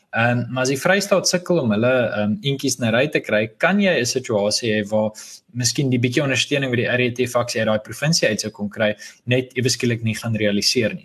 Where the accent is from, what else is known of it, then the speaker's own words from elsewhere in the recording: South Africa; as Afrikaners